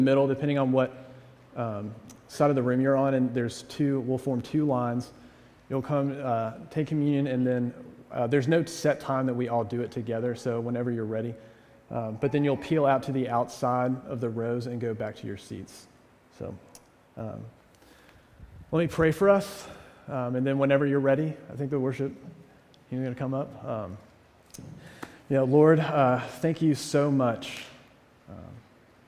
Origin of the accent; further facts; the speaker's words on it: the South, United States; moved away as an adult; also born or lived in New England; now in Amherst, United States; as a Southerner